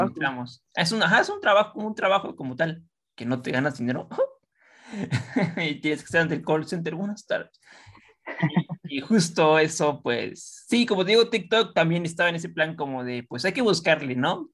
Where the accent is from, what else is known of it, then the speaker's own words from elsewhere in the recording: Estado de México, State of Mexico, Mexico; Nosotros del estado